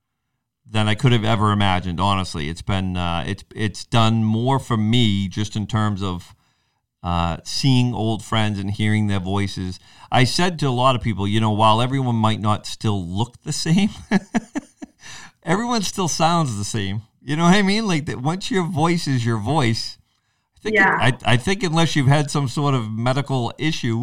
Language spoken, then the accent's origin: English; New England, United States; growing up in New England